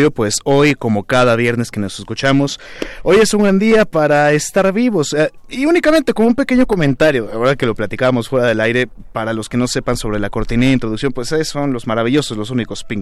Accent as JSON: {"language": "Spanish", "country": "Mexico", "said": "creo que sí es importante cerrar filas como mexicanos"}